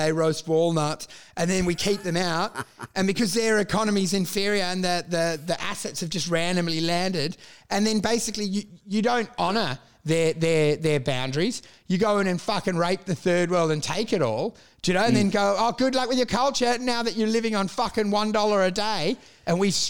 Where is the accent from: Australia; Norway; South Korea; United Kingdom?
Australia; I'm Australian